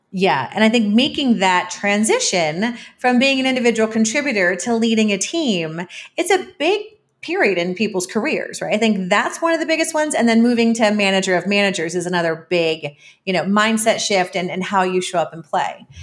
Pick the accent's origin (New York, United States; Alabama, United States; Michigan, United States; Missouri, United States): New York, United States; moved away as an adult; also born or lived in Belize; now in Mexico City, Mexico; as a New Yorker